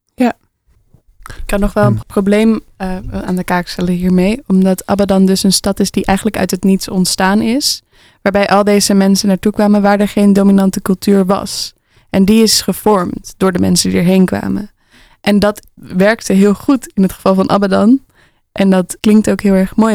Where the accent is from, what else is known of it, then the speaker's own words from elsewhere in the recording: Alkmaar, North Holland, Netherlands; Ik ben opgegroeid in een flat in Alkmaar